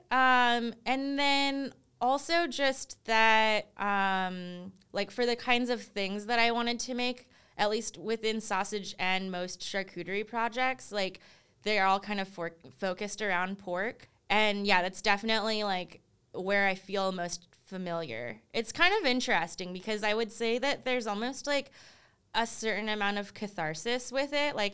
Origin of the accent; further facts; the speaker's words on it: East Coast, United States; I think you always hear like growing up on the East Coast, they're like, oh, California's like ahead of the, like just in general, like ahead of all the trends.